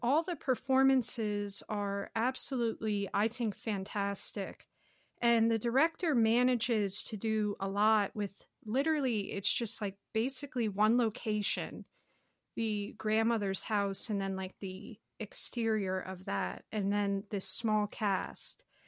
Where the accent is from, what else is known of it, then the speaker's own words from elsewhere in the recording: United States; I'm an American